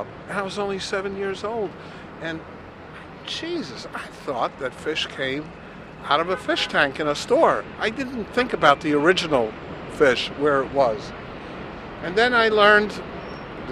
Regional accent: Switzerland; English is a second language; moved away; I was born in Switzerland, and I also did not speak English. Now I know English, a little bit

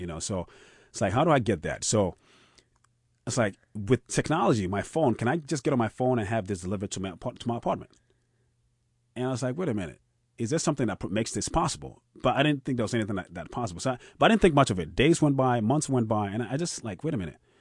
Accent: Ghana; moved away; also born or lived in Austin, Texas; food that I grew up on, I grew up on in Ghana

